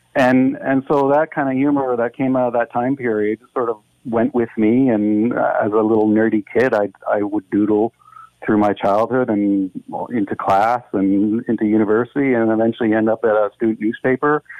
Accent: Dundas, Ontario, Canada; I grew up in Dundas

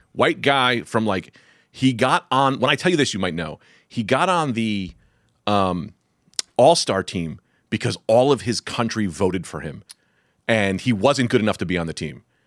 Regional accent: Newark, New Jersey, United States; I was raised in Newark

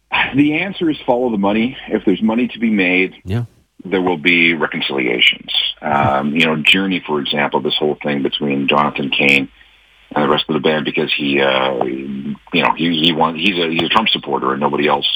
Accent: Winnipeg, Manitoba, Canada; I remember growing up in Winnipeg

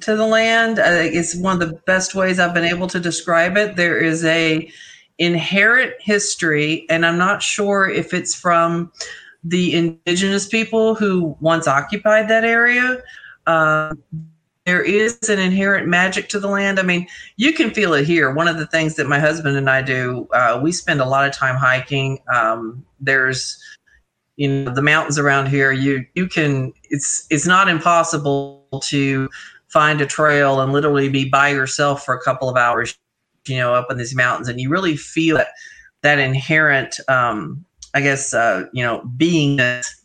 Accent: Tennessee, United States; moved away; I grew up in Tennessee

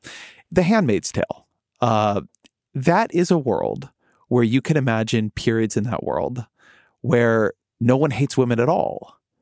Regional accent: Irvine, California, United States; I grew up there. That is my, my hometown, my hometown university

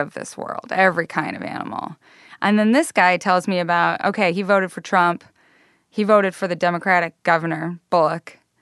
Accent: Northern Idaho, United States; moved away; I'm from Northern Idaho

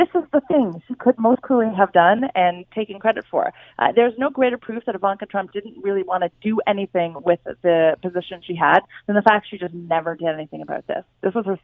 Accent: Canada; now in United States; I'm a Canadian living in America

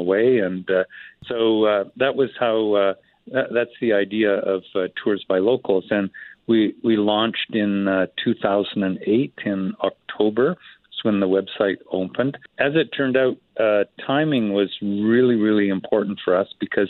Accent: Canada

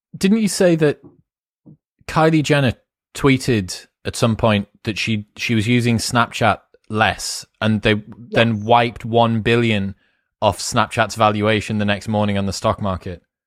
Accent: England, United Kingdom; we're English

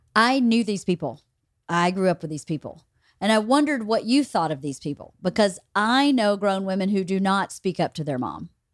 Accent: Bowdon, the South, United States; moved away; people that I grew up with in Bowden

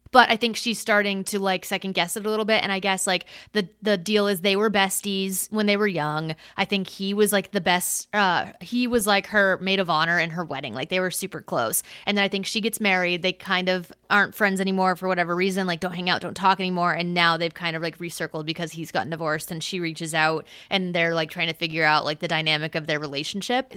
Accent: United States; I'm from the United States

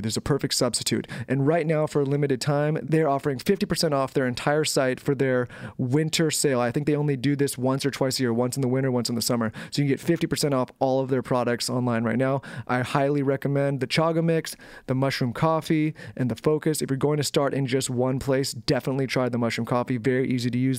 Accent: San Diego, California, United States; we grew up in San Diego

